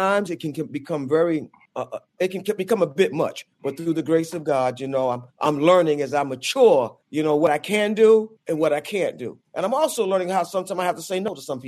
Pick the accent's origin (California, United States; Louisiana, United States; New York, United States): New York, United States; New York City; also born or lived in Wilmington, North Carolina; my roots started in Wilmington, North Carolina, but I was raised in Brooklyn, New York, in a section of Brooklyn called Bed-Stuy